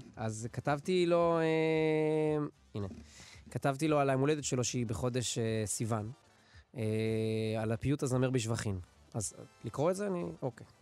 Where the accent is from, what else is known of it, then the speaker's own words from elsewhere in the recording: Netanya, Central District, Israel; now in Samaria; אני גדלתי בנתניה. אני כיום גר בשומרון